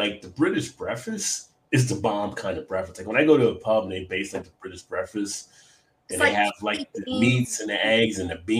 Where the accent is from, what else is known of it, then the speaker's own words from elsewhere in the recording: Northern United States, United States; born there; I was born in the North. The North doesn't have that kind of stuff.